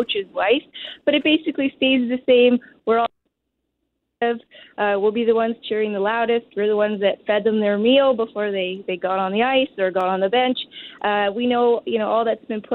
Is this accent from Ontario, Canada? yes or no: no; Winnipeg, Manitoba, Canada; growing up in Winnipeg